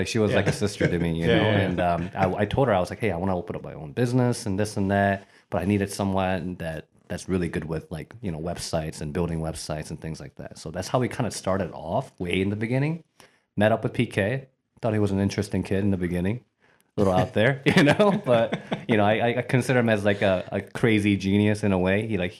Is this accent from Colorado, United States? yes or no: no; Bowling Green, Ohio, United States; also born or lived in Korea; So I was born in Korea, but I came to the States when I was about 7. So landed in Bowling Green, Ohio. So yeah, I'm a townie, you could say. Definitely a 419, you know.